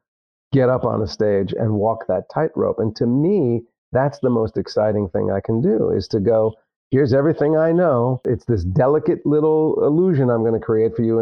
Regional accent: New Jersey, United States; I grew up in Jersey.

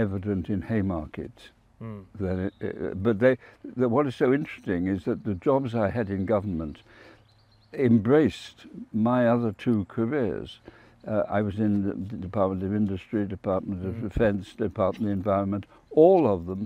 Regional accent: South Wales, United Kingdom; moved away; I was brought up in South Wales

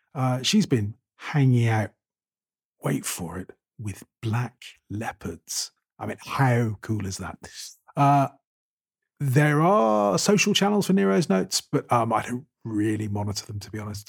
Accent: United Kingdom; moved away; being British

